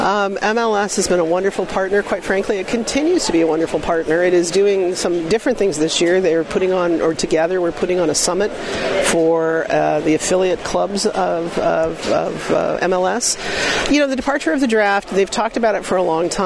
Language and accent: English; Kansas City, United States; I'm from Kansas City